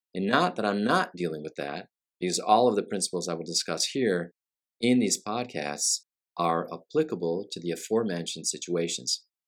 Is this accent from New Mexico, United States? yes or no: no; Flint, Michigan, United States; also born or lived in Brazil; now in Orlando area, Florida, United States; as a kid growing up in Flint, Michigan